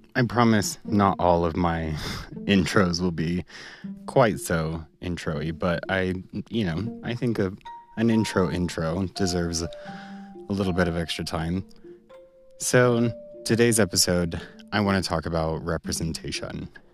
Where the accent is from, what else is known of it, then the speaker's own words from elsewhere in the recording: United States; being a Palestinian and being a Muslim growing up in America